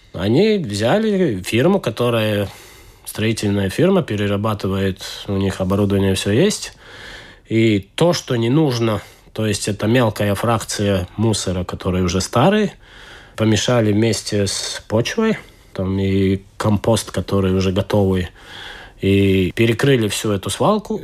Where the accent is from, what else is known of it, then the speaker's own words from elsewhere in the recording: Estonia; accent: Estonian; Russian is a second language; слышите мой эстонский акцент уже. Это оттуда